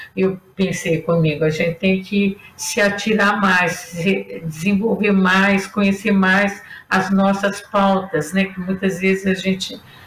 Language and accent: Portuguese; Brazil; nós que somos brasileiras